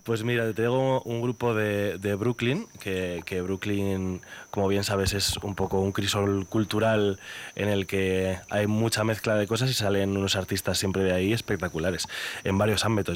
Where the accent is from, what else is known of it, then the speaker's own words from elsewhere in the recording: Burgos, Castile and León, Spain; yo soy el único burgalés de mi familia. Toda mi familia es charra.